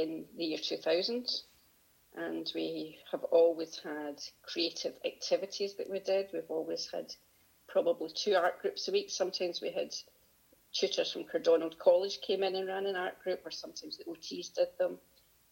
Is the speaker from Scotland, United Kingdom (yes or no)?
yes; Glasgow, Scotland, United Kingdom; also born or lived in Pittenweem, Fife / Manchester; I grew up in Glasgow initially, but most of my early childhood was in Pittenweem and Fife. And then we moved back to Glasgow. So around Glasgow predominantly, but 7 years in Fife